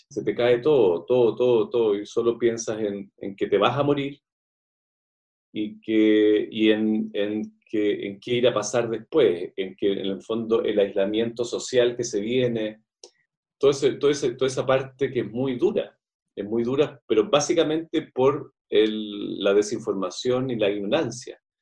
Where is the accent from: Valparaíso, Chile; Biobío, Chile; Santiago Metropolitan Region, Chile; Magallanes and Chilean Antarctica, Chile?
Santiago Metropolitan Region, Chile; Santiago; desde los ocho años en adelante, siempre vivíamos en el Parque Bustamante